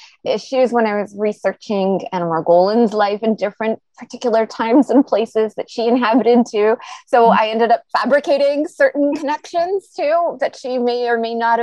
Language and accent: English; Toronto, Ontario, Canada; also born or lived in Montreal / Vancouver / Tel Aviv, Israel; I was born and raised in Toronto, but I've also lived in Montreal and in Vancouver and in Tel Aviv, Israel